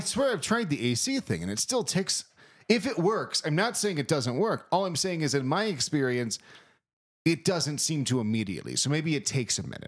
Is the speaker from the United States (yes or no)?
yes; East Coast, United States; moved away; growing up on the East Coast